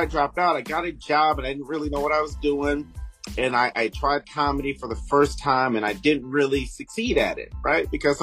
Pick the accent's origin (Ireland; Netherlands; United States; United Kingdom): United States; Detroit, Michigan; moved away; I'm from Detroit